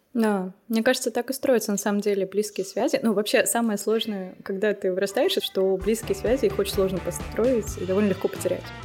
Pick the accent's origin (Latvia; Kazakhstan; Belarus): Kazakhstan; moved away as an adult; also born or lived in Saint Petersburg, Russia; now in Germany; первый раз я переехала в Питер, но мне было 18 угу. лет, и я из Казахстана